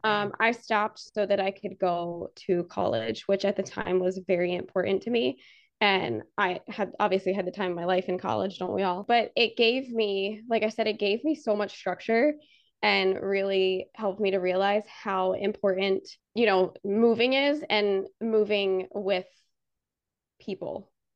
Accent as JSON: {"language": "English", "area": "outside Annapolis", "region": "Maryland", "country": "United States", "tie": "born or raised there", "moved": "as an adult", "lives_now": "Florida, United States", "said": "I grew up in Maryland, uh, right outside of Annapolis"}